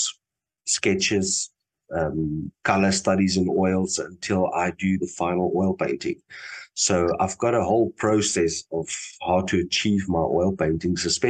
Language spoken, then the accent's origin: English; Namibia; moved away as an adult; now in Cape Town, South Africa; I'm originally from Namibia, and when I started my art career, it was in Namibia